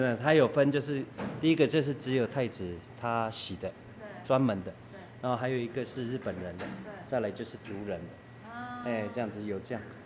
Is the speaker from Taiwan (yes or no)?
yes; Hsinchu County, Taiwan; also born or lived in Bailan tribe, Hsinchu County; 我以前清泉那边有一个家，哦，我出生在清泉